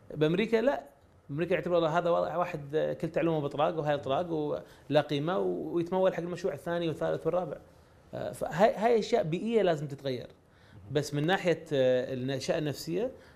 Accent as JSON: {"language": "Arabic", "country": "Kuwait", "said": "انا ماني امريكي انا كويتي"}